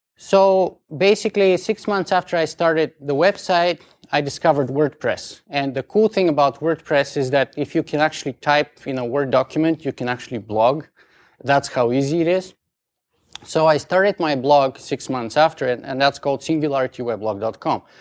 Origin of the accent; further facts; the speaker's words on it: Bulgaria; accent: strong Bulgarian; English is a second language; moved away as an adult; now in Canada; English is not my first language. I have a strong Bulgarian accent